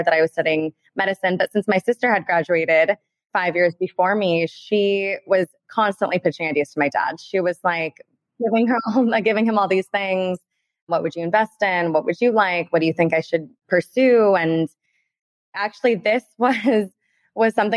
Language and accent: English; Beverly Hills, California, United States; we're born and raised in Beverly Hills